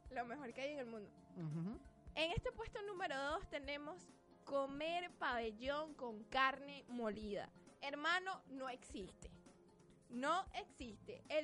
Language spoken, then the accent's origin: Spanish; Venezuela; Soy burro venezolano.